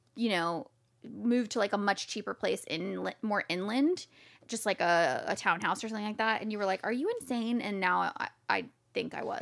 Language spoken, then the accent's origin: English; Jacksonville, Florida, United States; moved away as an adult; now in San Diego, United States; I was born in Jacksonville, Florida.